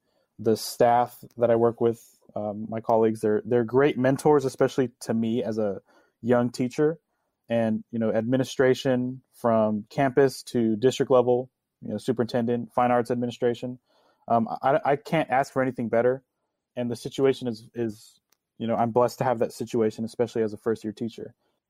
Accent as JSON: {"language": "English", "town": "Mansfield", "region": "Texas", "country": "United States", "tie": "born or raised there", "said": "growing up in Mansfield ISD"}